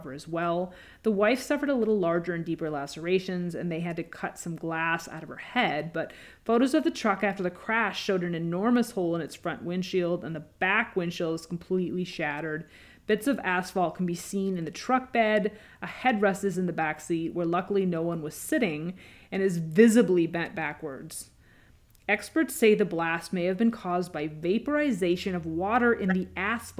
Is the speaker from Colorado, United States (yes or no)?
no; Washington, United States; also born or lived in California; now in Illinois, United States; growing up in Washington State and even California